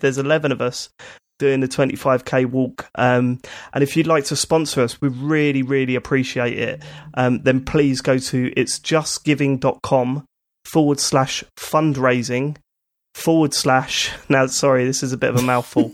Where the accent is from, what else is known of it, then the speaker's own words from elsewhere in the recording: United Kingdom; we're British